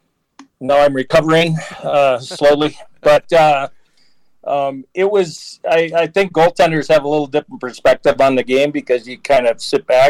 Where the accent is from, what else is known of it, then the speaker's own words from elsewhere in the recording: Alexandria, Minnesota, United States; I grew up in Alexandria, Minnesota, which is about 2 hours northwest of the Twin Cities